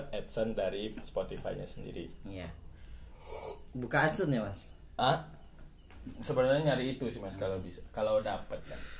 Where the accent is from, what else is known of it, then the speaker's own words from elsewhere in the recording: Semarang, Central Java, Indonesia; asalnya dari Semarang